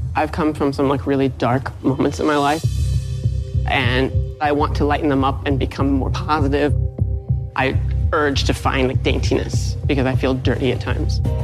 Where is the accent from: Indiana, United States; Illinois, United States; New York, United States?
Indiana, United States; I'm from Indiana